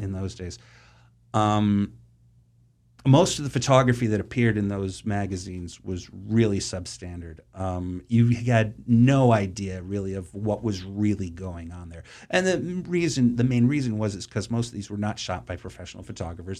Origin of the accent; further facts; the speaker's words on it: Boston, Massachusetts, United States; I grew up in Boston, or the suburbs of Boston, rather